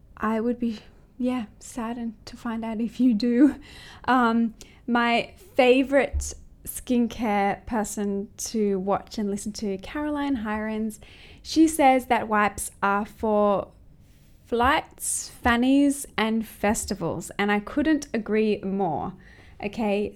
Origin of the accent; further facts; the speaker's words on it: close to Sydney, New South Wales, Australia; moved away as an adult; now in Hong Kong; I'm actually from Australia, close to Sydney